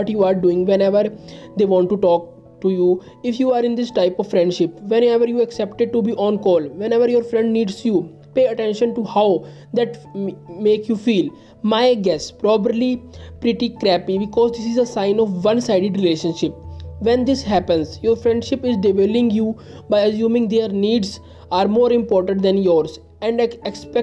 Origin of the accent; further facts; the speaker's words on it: India; I am from India